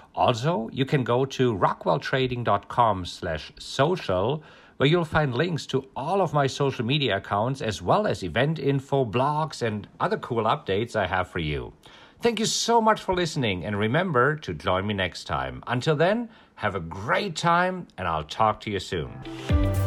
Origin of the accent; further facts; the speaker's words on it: Germany; moved away; I'm German. I grew up in Germany, and growing up in Germany